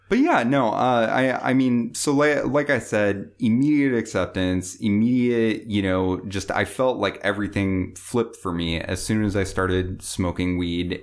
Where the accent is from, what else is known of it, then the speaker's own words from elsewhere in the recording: Bellevue, Washington, United States; I grew up in Bellevue, um, so I grew up in, you know, the suburbs